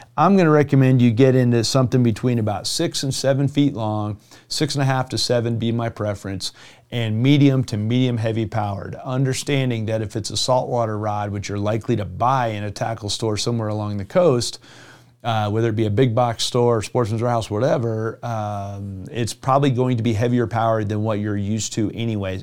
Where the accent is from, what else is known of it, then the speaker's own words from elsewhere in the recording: Jupiter, Florida, United States; now in Colorado, United States; I grew up in Southeast Florida and Jupiter, Florida.